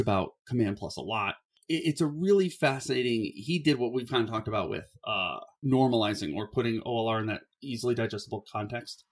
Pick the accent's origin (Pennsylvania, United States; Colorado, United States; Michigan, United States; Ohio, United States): Ohio, United States; Cleveland; I grew up in Ohio